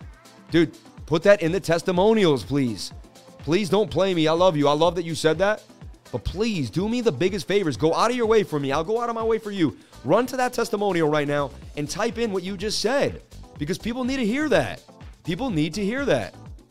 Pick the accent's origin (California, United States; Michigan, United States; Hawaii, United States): California, United States; Oakland; I'm from Oakland, and I say, go Celtics, baby.